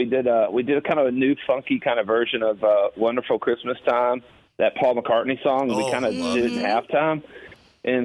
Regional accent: Augusta, Georgia, United States; now in Nashville, United States; I grew up in Augusta, Georgia, and it was like once in every 10 years it would snow there

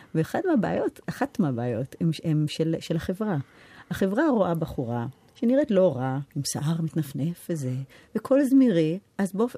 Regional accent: New York, United States; accent: American; now in Israel; אני לא גדלתי בארץ, גדלתי בארצות הברית

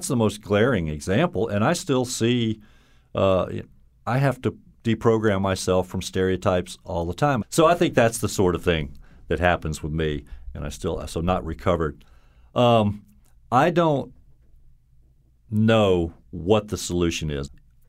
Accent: the South, United States; now in Connecticut, United States; But, you know, I'll always identify as a Southerner.

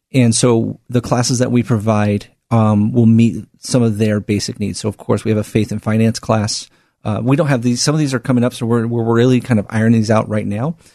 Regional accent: Portland, Oregon, United States; born and raised here in the Northwest in Portland

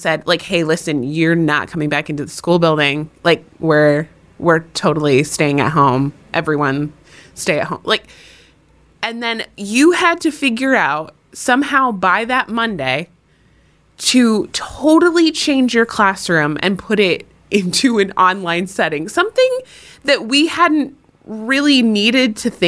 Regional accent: New Hampshire, United States; my home state of New Hampshire

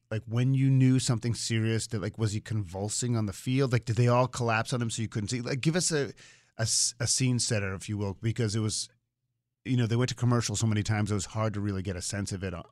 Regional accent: Ohio, United States; moved away as an adult; also born or lived in Michigan; now in Connecticut, United States; I was born in Michigan, raised in Ohio, moved out here when I was 21.

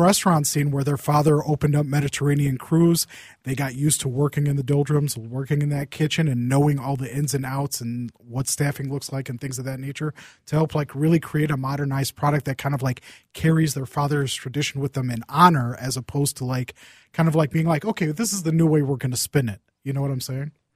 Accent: Saint Paul, Minnesota, United States; I grew up in Saint Paul

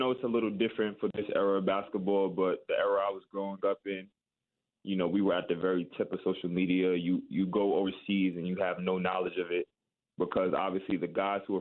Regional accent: New York, United States; I'm from New York

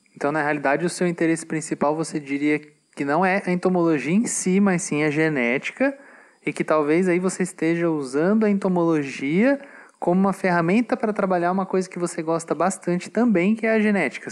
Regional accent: Brazil; nós que somos brasileiros

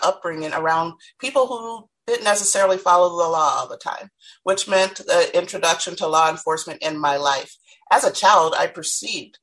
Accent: Minneapolis, Minnesota, United States; As a Black woman and with my experiences growing up in Minneapolis

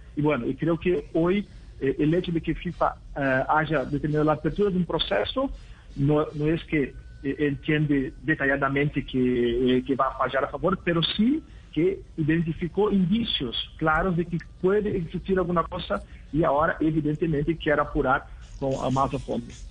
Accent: Brazil; Spanish is a second language; yo soy brasileño

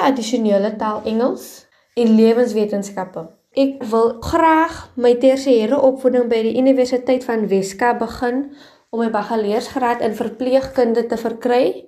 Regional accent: Paarl, Western Cape, South Africa; ek is afkomstig van Chicago in die Parel

